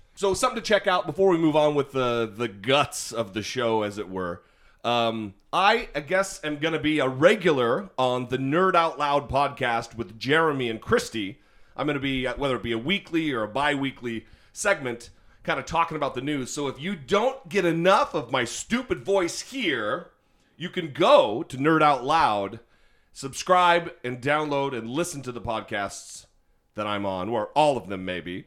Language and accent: English; Orofino, Idaho, United States; moved away; my hometown of Orofino, Idaho